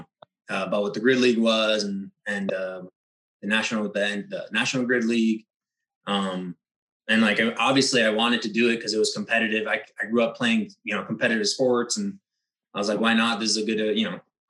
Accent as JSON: {"language": "English", "region": "Ontario", "country": "Canada", "tie": "born or raised there", "also_born_or_lived": "Cuba", "moved": "as an adult", "lives_now": "Florida, United States", "said": "originally I was born in Cuba, moved to Canada, Ontario"}